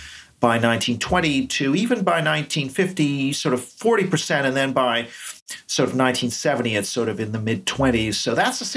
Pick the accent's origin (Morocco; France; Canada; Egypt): Canada; moved away as an adult; now in United Kingdom; I'm from Canada originally, but I've been in the UK over 25 years